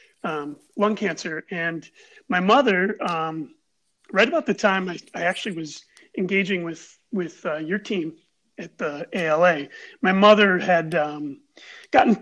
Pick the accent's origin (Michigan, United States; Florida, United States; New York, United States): New York, United States; Buffalo; I've grown up in Buffalo. I grew up in the Amherst area. I've lived in Buffalo my whole life